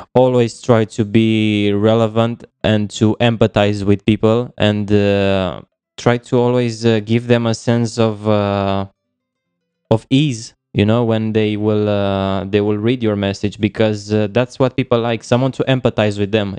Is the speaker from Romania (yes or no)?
yes; Romania; moved away as an adult; now in Kiel, Germany; I'm from Romania, but at the moment I'm living in Germany